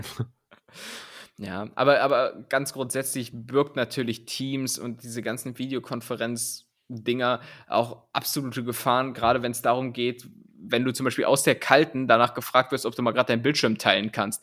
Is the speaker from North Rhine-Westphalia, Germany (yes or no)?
yes; Cologne, North Rhine-Westphalia, Germany; accent: Kölsch; bei mir klingt immer alles dann so Kölsch irgendwie